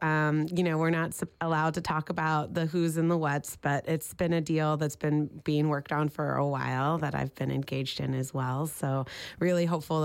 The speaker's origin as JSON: {"language": "English", "town": "Oildale", "region": "California", "country": "United States", "tie": "born or raised there", "moved": "yes", "lives_now": "Sacramento, United States", "said": "I'm originally from Oildale, which is an unincorporated town in Kern County, north of Bakersfield"}